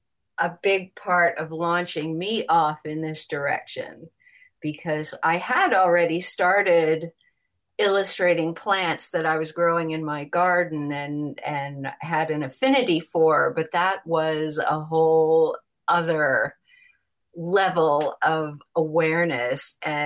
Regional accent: Los Angeles, California, United States; Well, I came from Los Angeles.

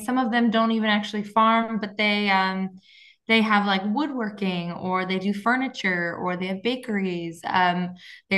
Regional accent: Lancaster County, Pennsylvania, United States; I'm from Pennsylvania, Lancaster County, Pennsylvania

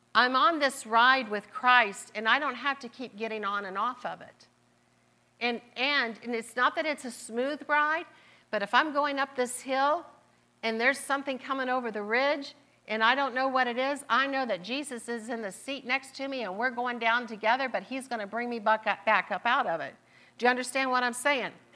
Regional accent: Marietta, Ohio, United States; accent: southern; I was born and raised in Marietta, Ohio

